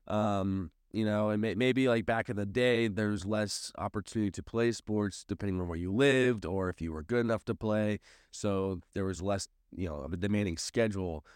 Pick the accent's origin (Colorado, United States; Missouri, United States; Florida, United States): Missouri, United States; St. Louis; moved away as an adult; now in Springfield, United States; I grew up in Saint Louis, which is a heavily Catholic town